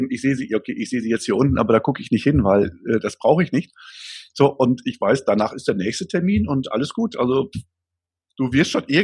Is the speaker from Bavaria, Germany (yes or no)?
no; Gronau, North Rhine-Westphalia, Germany; ich komme aus Gronau, äh, war ein Karstadt, ähm, Einzelhandel